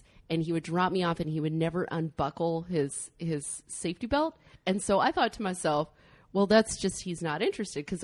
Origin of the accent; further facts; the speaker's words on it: Northern California, United States; also born or lived in San Luis Obispo, California / Los Angeles, California; I was born in San Luis Obispo and raised in Northern California, and I've been down in LA for the last 10 years